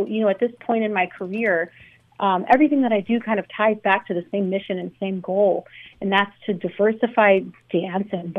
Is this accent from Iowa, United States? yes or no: no; Los Angeles, California, United States; I grew up in Los Angeles